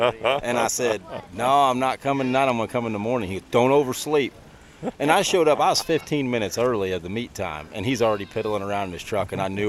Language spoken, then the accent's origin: English; Perryville, United States; I'm from Perryville.